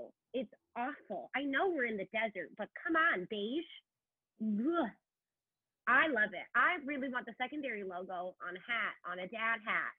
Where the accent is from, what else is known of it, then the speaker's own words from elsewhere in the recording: Seattle, Washington, United States; moved away; People know I'm from Seattle because I have my Seattle mug at work.